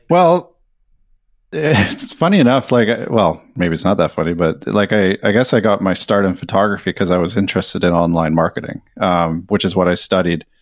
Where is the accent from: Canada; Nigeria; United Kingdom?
Canada; British Columbia; moved away as an adult; also born or lived in Vancouver; now in Sweden; I'm a Canadian. I live in Sweden now. I'm mar-, married to a Swede, so we've been over here for a couple years. Uh, in Canada, I'm from British Columbia, over on the West Coast.